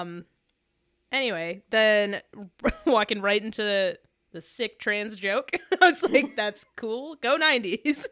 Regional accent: Michigan, United States; I'm from Michigan

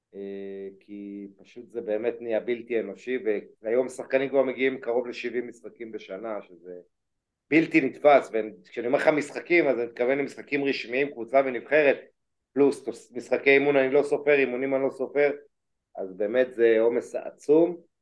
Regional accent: Israel

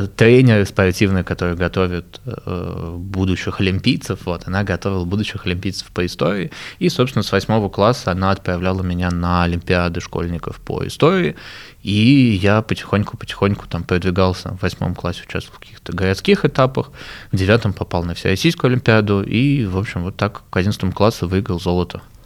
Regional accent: Moscow, Russia; я сам родился в Москве

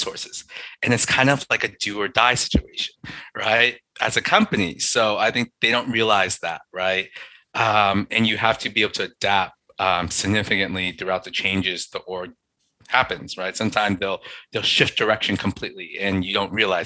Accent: New York City, New York, United States; I'm in New York. Nice. I'm from Long Island City.

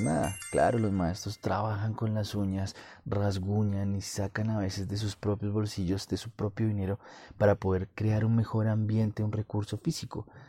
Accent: Colombia; en mi país, Colombia

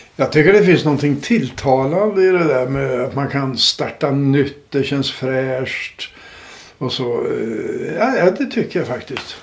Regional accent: Uppsala, Uppsala County, Sweden; jag är från Uppsala

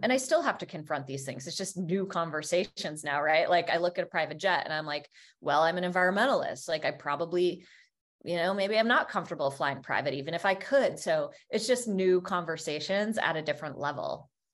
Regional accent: Vermont, United States; I grew up in Vermont

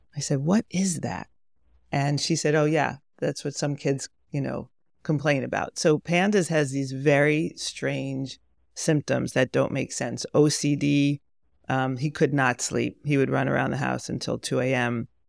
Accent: Pomona, New York, United States; moved away as an adult; also born or lived in Monsey, New York / Berkeley, California; I was raised in Pomona

